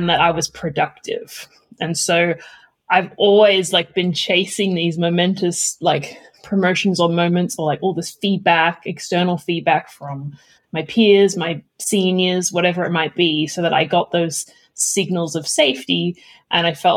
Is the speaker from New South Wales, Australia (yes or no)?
no; Melbourne, Victoria, Australia; moved away; also born or lived in London / Palo Alto; I grew up in Australia, but my parents divorced when I was 4 and my father moved to London. And so I grew up going back and forth between Melbourne and London on the plane